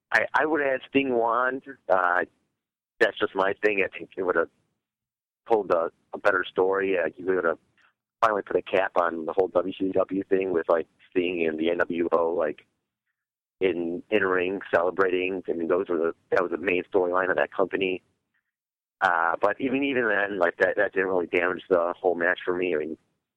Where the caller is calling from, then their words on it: Indiana, United States; from Indiana.